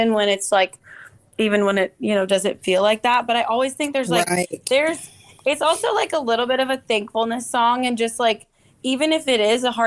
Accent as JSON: {"language": "English", "area": "the Northwest", "region": "Pacific Northwest", "country": "United States", "tie": "born or raised there", "moved": "yes", "lives_now": "Nashville, United States", "said": "growing up in the Northwest, we did not have fireflies. And so when we moved to Nashville"}